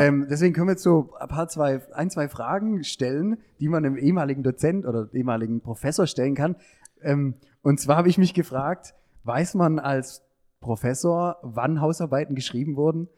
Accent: Heilbronn, Baden-Württemberg, Germany; moved away as an adult; now in Ludwigsburg, Germany; ich komme eher aus der Ecke Heilbronn

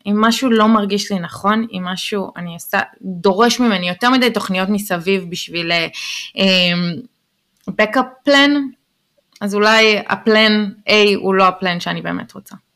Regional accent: Israel; first language Hebrew; moved away as an adult; now in New York, United States

